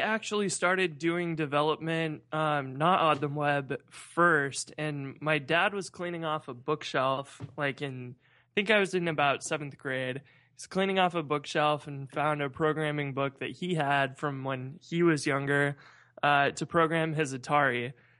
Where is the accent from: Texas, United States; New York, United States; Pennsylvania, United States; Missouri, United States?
Missouri, United States; St. Louis; So I'm from St. Louis.